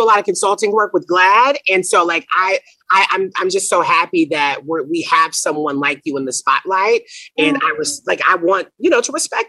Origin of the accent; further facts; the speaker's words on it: Nashville, Tennessee, United States; growing up in the South, very religious, like Like, literally, I'm from Nashville